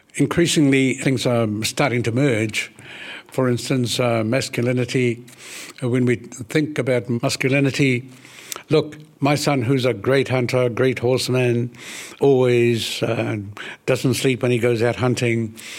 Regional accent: Ruatahuna, Bay of Plenty, New Zealand; that's where I spent the first years of my life, coming out to Atahuna, nineteen fifty-four

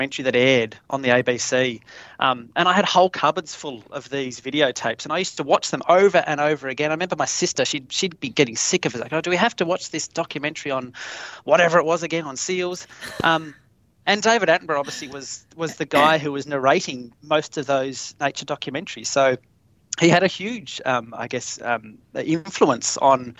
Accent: Tasmania, Australia; growing up in Tassie

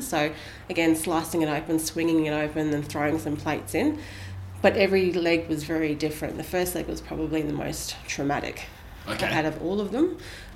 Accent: Australia; also born or lived in New Zealand; my mum's Australian, brought me back to Australia

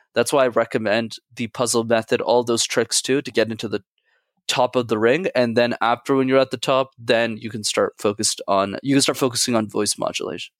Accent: Montreal, Quebec, Canada; I grew up in Montreal, I needed to go to French school

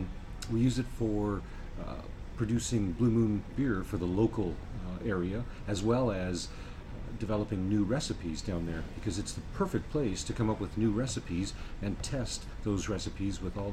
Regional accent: Arvada, Colorado, United States; I'm a native of Colorado. I was born literally down the street from the Coors Brewery. So there's a hospital called Lutheran Hospital. That's where I was born. I grew up in Arvada, which is a subdivision, I guess, of Denver, suburb.

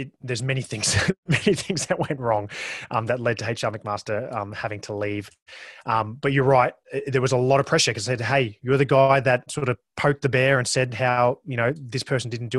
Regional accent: Australia; accent: Australian; that's my accent. That is the Australian accent

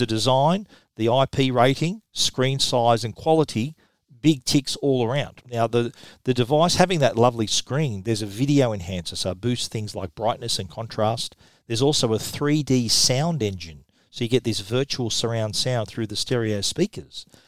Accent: Australia; accent: Australian; my Australian accent

